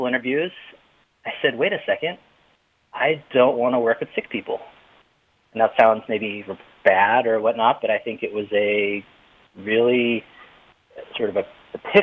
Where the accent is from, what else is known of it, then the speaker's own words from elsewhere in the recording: Boston, Massachusetts, United States; I'm from Boston